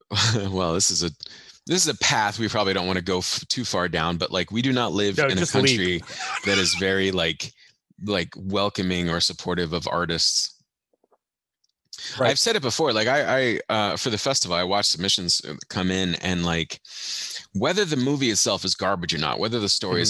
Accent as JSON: {"language": "English", "country": "Germany", "tie": "born or raised there", "also_born_or_lived": "Belgium", "said": "I don't know if you know this, but I grew up in Europe."}